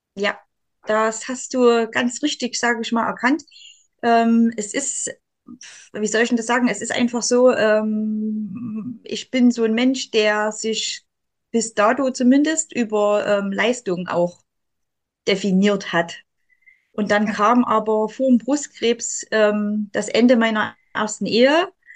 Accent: Saxony, Germany; ich als Sachse, ich trinke ja gern Kaffee

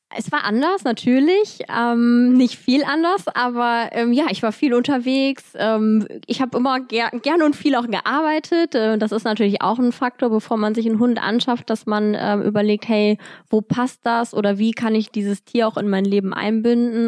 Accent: Cologne, North Rhine-Westphalia, Germany; ich komme aus Köln, Paula auch

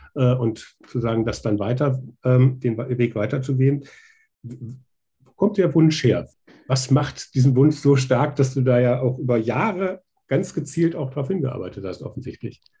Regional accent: Schwalm-Eder, North Hesse, Germany; Jetzt komme ich selber auch aus Nordhessen, äh, ähm, auch aus Schwalm-Eder

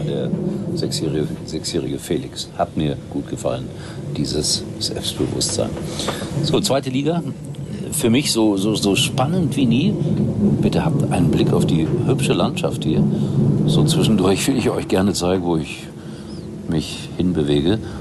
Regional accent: Gelsenkirchen, North Rhine-Westphalia, Germany; gebürtiger Schalker bin

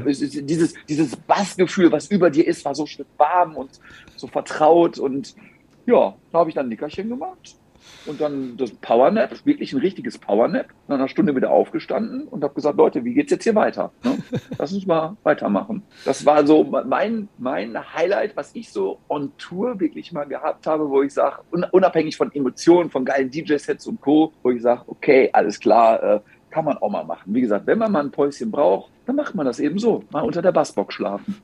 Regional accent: Gelsenkirchen, North Rhine-Westphalia, Germany; ich bin ja gebürtiger Gelsenkirchener Junge

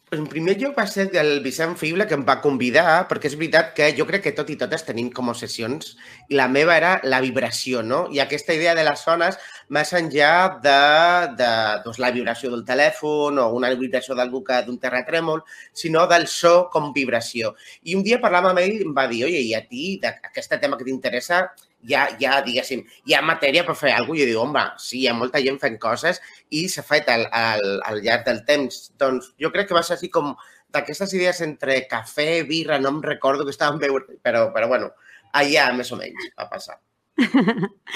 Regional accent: Cartagena, Region of Murcia, Spain; moved away; Jo soc de Cartagena

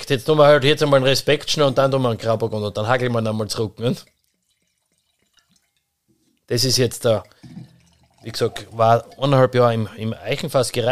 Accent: Styria, Austria; Und vor allem da ist mehr gesegnet bei uns in der Oststeiermark generell oder in der Steiermark.

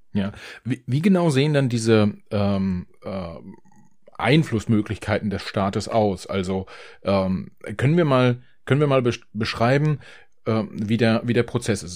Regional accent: Germany

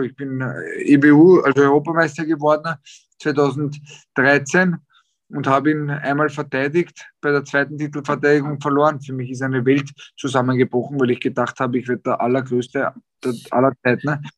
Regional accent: Austria; bei uns in Österreich

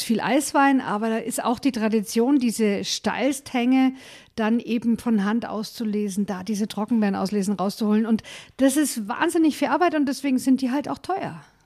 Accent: Franconia, Bavaria, Germany; Bei uns in Franken

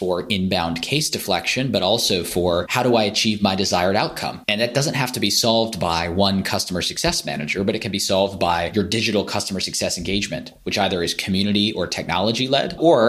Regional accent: California, United States; moved away as an adult; now in London, United Kingdom; I grew up in California. I now live in London

